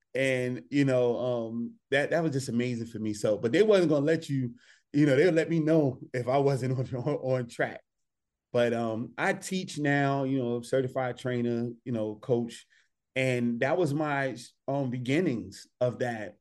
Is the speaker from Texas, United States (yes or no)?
no; Newark, New Jersey, United States; I came from Newark, New Jersey. I was in the hood.